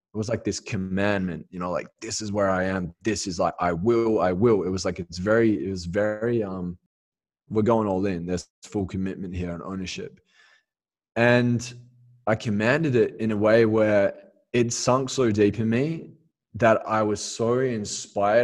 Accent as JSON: {"language": "English", "town": "Perth", "region": "Western Australia", "country": "Australia", "tie": "born or raised there", "moved": "as an adult", "said": "going back to Australia and just hitting the reset, getting grounded back in my hometown in Perth"}